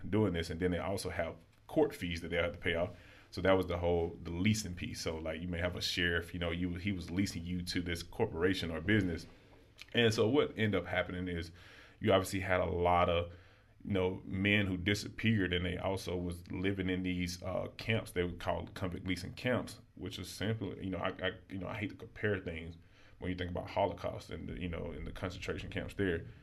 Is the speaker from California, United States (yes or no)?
no; Alexander City, Alabama, United States; moved away as an adult; now in Baltimore, United States; as a young black male growing up in Alabama